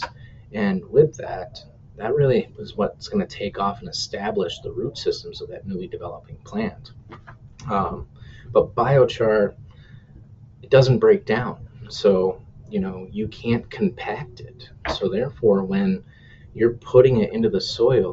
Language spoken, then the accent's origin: English; New Hampshire, United States; also born or lived in Minnesota; now in Minneapolis, United States; I'm originally from New Hampshire, and I thought, we always had pretty extreme temperatures and, hard winters. I moved out here to Minnesota